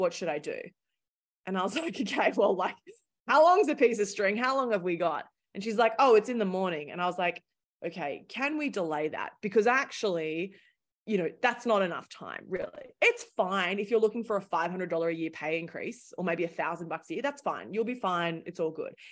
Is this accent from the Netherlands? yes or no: no; Australia; accent: thick Australian; moved away as an adult; also born or lived in London; now in New York City, United States; Originally, I'm Australian, hence my thick accent